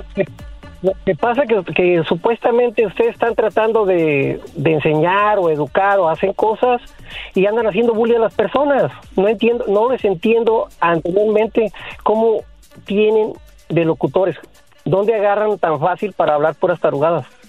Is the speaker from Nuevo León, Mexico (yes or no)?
no; Mexico City, Mexico; nos pasó cuando éramos niños, adolescentes en la Ciudad de México